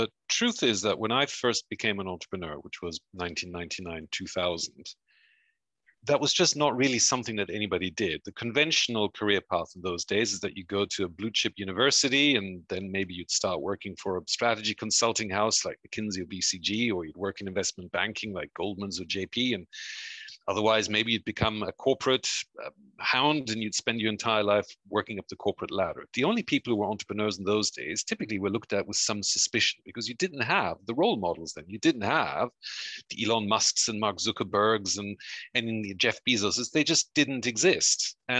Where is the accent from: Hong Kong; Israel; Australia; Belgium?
Belgium; also born or lived in United States / Mexico; now in United Kingdom; Half of my family are German, the other half are Uruguayan, but I was born in the US and I grew up in Belgium and Mexico and then came to the UK.